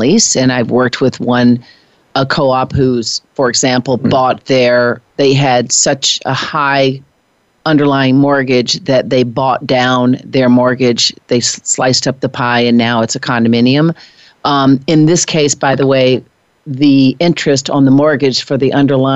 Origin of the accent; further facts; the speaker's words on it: Nashville, Tennessee, United States; moved away; I was born and raised in Nashville, Tennessee